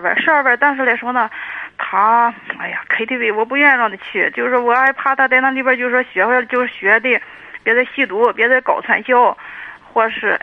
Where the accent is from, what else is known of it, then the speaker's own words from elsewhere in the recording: Dezhou, Shandong, China; 我是德州的